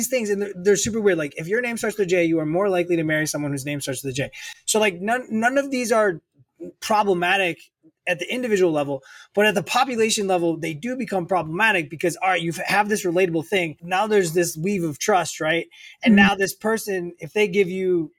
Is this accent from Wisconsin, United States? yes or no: yes; Racine, Wisconsin, United States; I'm from the Midwest, originally about 90 minutes north of Chicago, in a town called Racine, Wisconsin